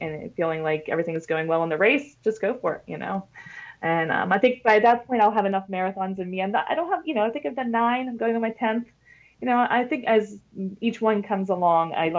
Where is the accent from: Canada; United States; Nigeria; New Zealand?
United States; Pittsburgh, Pennsylvania; moved away; I went to Pittsburgh, which is my hometown